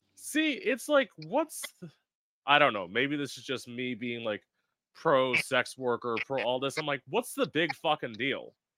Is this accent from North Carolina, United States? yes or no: no; South Florida, United States; also born or lived in Orlando; I'm originally from South Florida. I live about an hour north of West Palm Beach